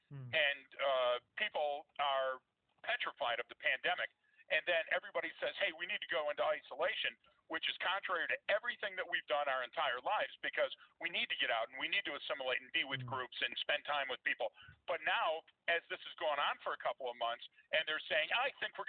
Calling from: Colorado, United States; I'm calling from the Colorado Rockies.

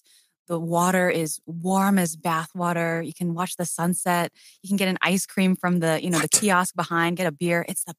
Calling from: Brighton, South East England, United Kingdom; also born or lived in London; I'm calling in from the lovely Brighton, UK. It's a seaside town, sort of a straight shot south from London. We escaped here sort of during the pandemic when London was scarier.

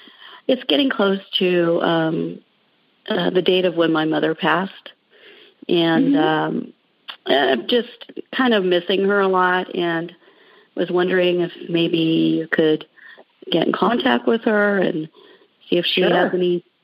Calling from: Cave Creek, Arizona, United States; I'm calling from Cave Creek, Arizona.

